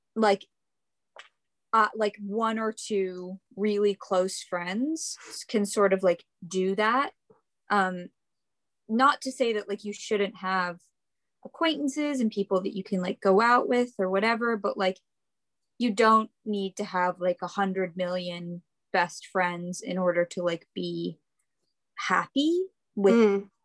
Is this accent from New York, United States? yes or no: yes; New York, United States; I am from New York, and I am living here with my folks right now